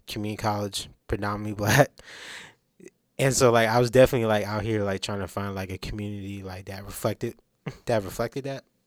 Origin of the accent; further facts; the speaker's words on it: Durham, North Carolina, United States; I'm from Durham, North Carolina, nine one nine